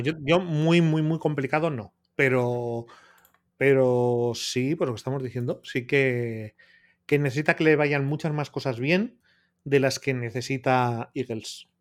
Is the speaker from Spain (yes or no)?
yes; Bilbao, Basque Country, Spain; yo soy de Bilbao